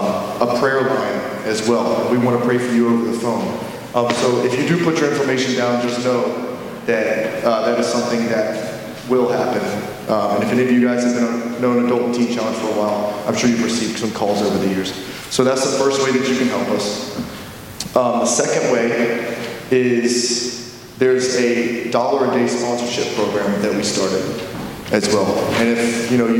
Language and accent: English; the South, United States; moved away; I am from the South